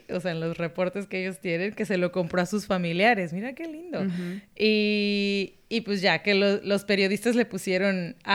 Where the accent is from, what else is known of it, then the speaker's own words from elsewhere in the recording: Mexico; now in United States; yo como mexicana lo compraba y me decían, no te lo van a dar porque eres mexicana.